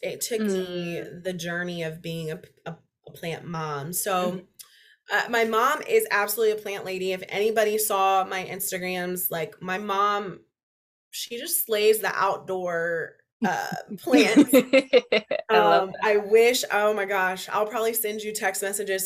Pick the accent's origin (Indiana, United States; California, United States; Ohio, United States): Indiana, United States; Indianapolis; also born or lived in North Carolina; I grew up in Indy. I went to college at IU. I came back to Indy